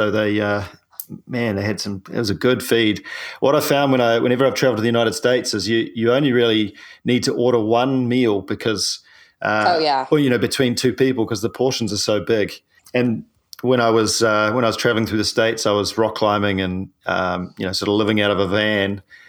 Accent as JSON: {"language": "English", "country": "New Zealand", "said": "I'm a paraplegic from New Zealand"}